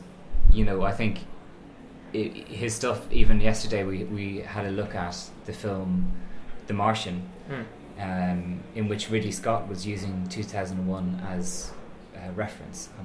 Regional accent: Dublin, Leinster, Ireland; moved away as an adult; also born or lived in Hertfordshire, England; when I was 18, I left Dublin. I was from Temple Oak, and I left Ireland

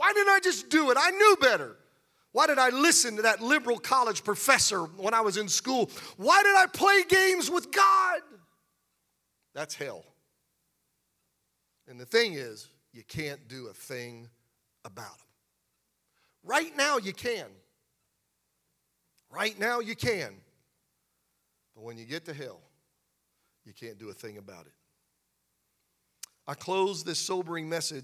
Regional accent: Pennsylvania, United States; I grew up in Pennsylvania around farmers, and my mom and dad had a garden

